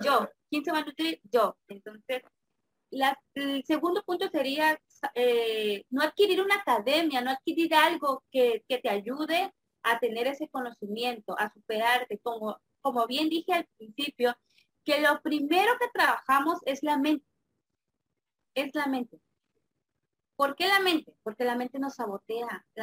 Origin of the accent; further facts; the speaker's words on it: Campeche, Mexico; soy de México, específicamente de acá de Campeche